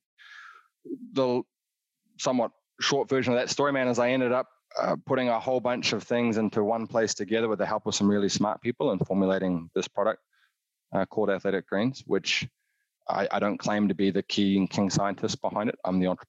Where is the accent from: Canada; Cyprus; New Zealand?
New Zealand; but had most of my adolescent years growing up in New Zealand